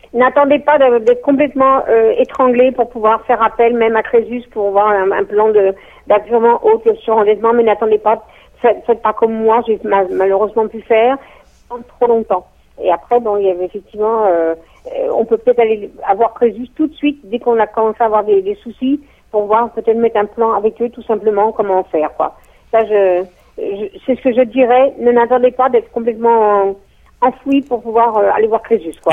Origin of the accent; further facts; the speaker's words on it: Strasbourg, Grand Est, France; moved away as an adult; also born or lived in Toulouse; now in Strasbourg, France; je suis originaire de Strasbourg au départ